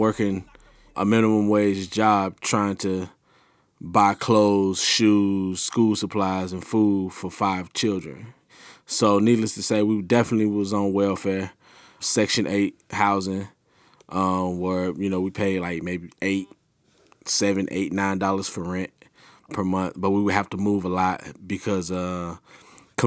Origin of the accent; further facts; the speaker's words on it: Camden, United States; it was just home for me, you know, and you just used to the environment. So just Camden in itself, especially when I was younger, it had a lot of gangs.